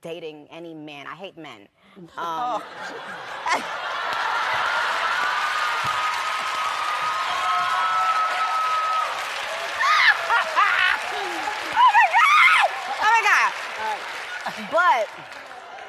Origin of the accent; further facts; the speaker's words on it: New York City, New York, United States; we're both from Queens.